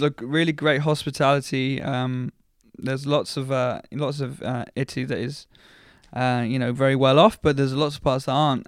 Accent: Paignton, South West England, United Kingdom; I was born and bred in Paynton, South Devon

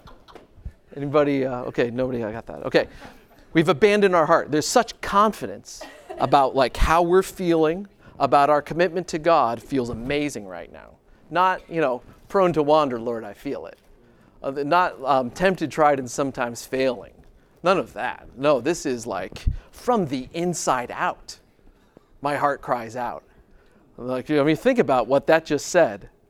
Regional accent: Grand Rapids, Michigan, United States; I'm from Grand Rapids

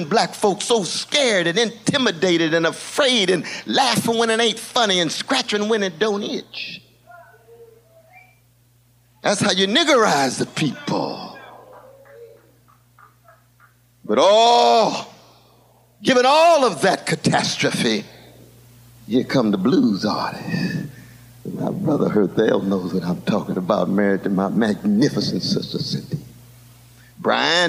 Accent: Glen Elder, California, United States; My brothers and sisters I grew up with in Glen Elder

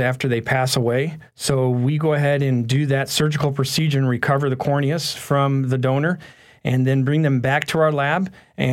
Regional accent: Plymouth, Michigan, United States; moved away as an adult; also born or lived in Alabama; I'm originally from the Detroit, Michigan area in a small town called Plymouth, Michigan. Born and raised up there in Michigan

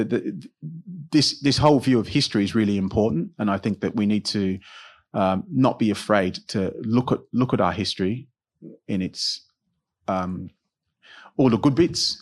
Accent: United Kingdom; myself being British

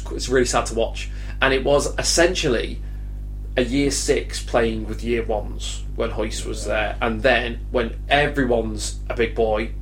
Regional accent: Cheshire, North West England, United Kingdom; I am from Cheshire in England.

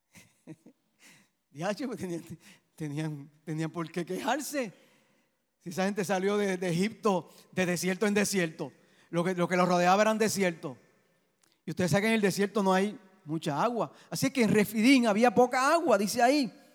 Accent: Puerto Rico; Cuando veo mi bandera de Puerto Rico, yo digo, yo soy puertorriqueño. Mi amor es Puerto Rico

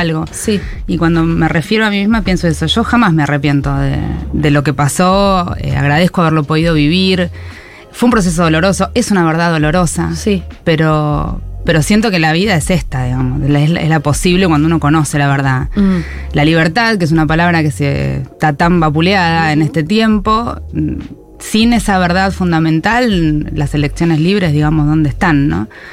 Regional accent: Argentina; como argentinos

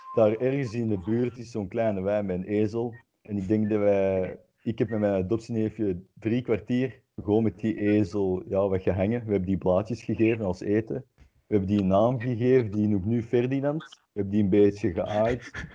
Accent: Antwerp, Flanders, Belgium; Ik ben van Antwerpen

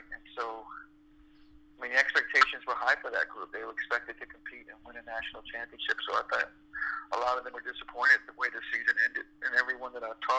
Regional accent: Toronto, Ontario, Canada; moved away; also born or lived in Montreal; because I'm from Toronto. I grew up in Toronto, and so I still have family there.

